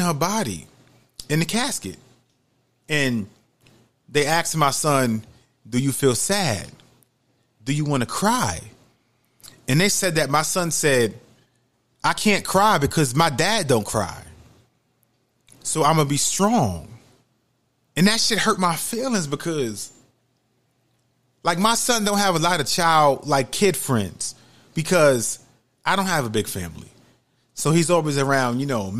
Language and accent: English; New York City, New York, United States; now in Georgia, United States; I'm from New York City